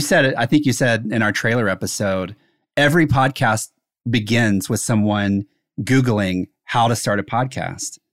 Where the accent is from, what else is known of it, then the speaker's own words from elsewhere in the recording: South Carolina, United States; I grew up in South Carolina